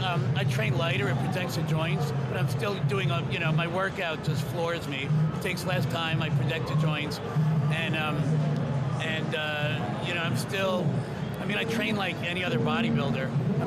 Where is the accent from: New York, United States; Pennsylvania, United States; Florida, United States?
New York, United States; I grew up in New York